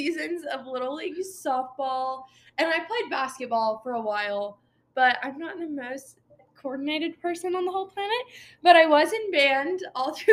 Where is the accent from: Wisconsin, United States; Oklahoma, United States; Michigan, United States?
Oklahoma, United States; Piedmont; I'm from Piedmont, Oklahoma, and that's where I graduated high school